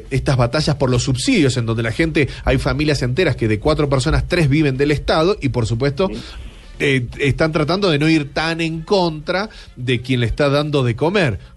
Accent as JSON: {"language": "Spanish", "country": "Argentina", "said": "Eh, señor Bocaranda, yo soy de la Argentina"}